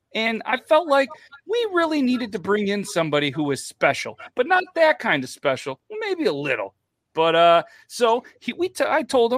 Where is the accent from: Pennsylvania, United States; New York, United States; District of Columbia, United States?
New York, United States; I'm from New York.